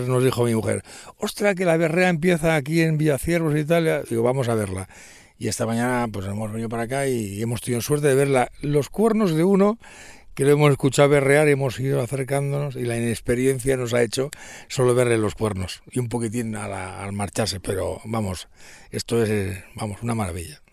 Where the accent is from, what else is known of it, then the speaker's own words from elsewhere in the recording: Barcelona, Catalonia, Spain; no estoy no soy de aquí, soy de Barcelona